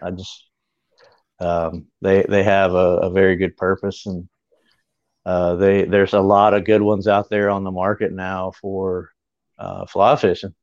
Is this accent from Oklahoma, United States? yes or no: no; Greer, South Carolina, United States; my hometown, which is Greer